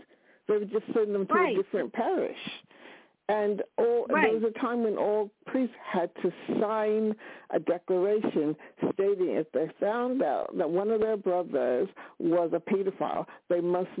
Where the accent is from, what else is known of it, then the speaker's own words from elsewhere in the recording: New York City, New York, United States; now in United Kingdom; I was born in New York City. I grew up in New York